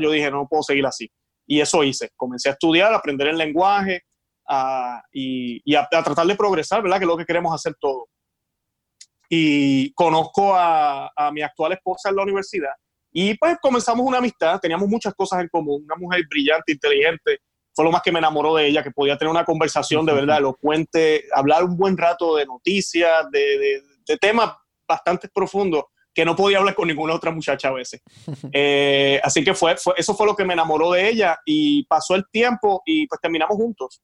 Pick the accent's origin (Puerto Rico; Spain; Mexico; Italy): Puerto Rico; moved away as an adult; now in Florida, United States; soy puertorriqueño. Nací en Puerto Rico